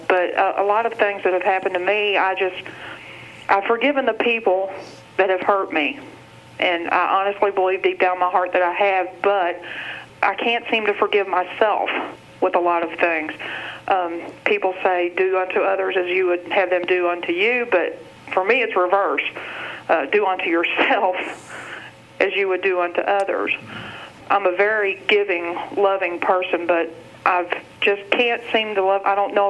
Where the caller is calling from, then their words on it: Louisville, Kentucky, United States; Louisville, Kentucky.